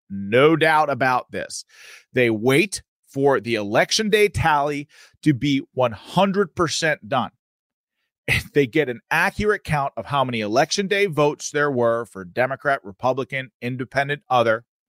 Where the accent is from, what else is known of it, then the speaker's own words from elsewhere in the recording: Pennsylvania, United States; I go back to my home state of Pennsylvania